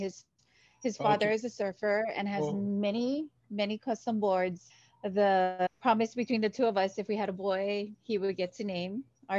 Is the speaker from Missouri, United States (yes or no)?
no; Kaneohe, Hawaii, United States; moved away as an adult; also born or lived in Michigan; my hometown is Kaneohe. And I attended, you know, elementary at He'e'ia